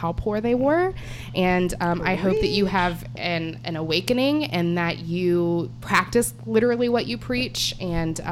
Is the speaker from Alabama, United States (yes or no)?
yes; Alabama, United States; my home state of Alabama